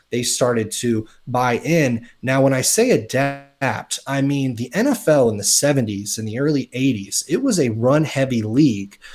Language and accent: English; South Florida, United States; growing up in South Florida